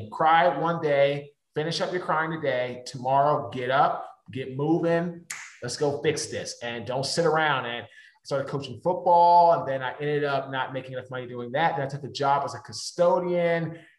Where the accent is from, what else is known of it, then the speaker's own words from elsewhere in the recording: Washington, District of Columbia, United States; I'm from Washington, D.C.